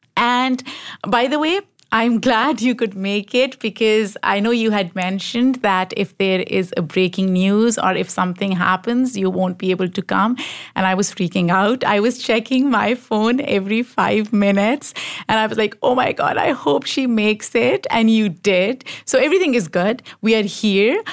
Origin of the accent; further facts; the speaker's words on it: Pakistan; growing up in Pakistan